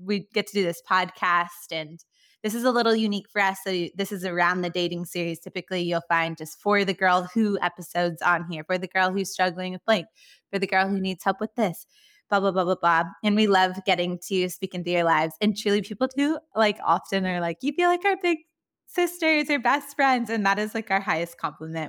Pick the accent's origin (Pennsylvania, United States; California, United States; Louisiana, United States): California, United States; accent: Valley Girl; now in Nashville, United States; I grew up in California, but haven't lived there for so many years, and I'm still holding on to my Valley Girl accent